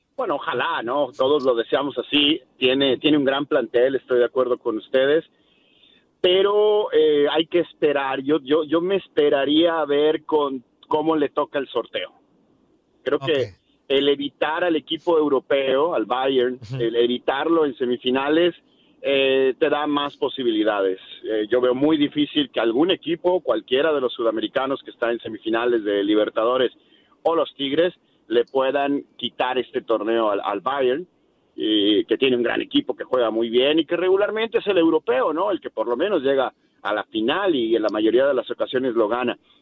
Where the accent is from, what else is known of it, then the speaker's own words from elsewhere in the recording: Sonora, Mexico; also born or lived in Guadalajara, Mexico; now in Miami, United States; soy de familia muy tradicional, somos sonorenses y somos muy unidos